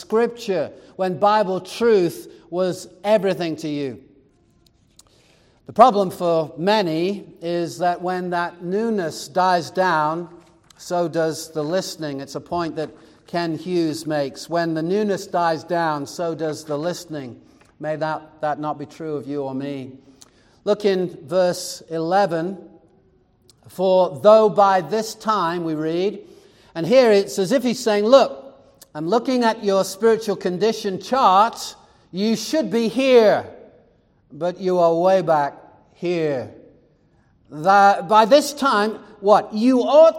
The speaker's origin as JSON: {"language": "English", "region": "England", "country": "United Kingdom", "tie": "born or raised there", "moved": "yes", "lives_now": "Arizona, United States", "said": "Growing up in England, the nearest country was France, maybe Belgium, but you either were going to learn French or German"}